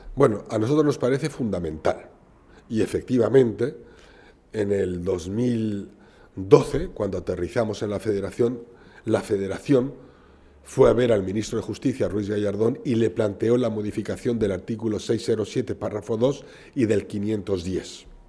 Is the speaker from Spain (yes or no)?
yes; Spain; soy tan español como usted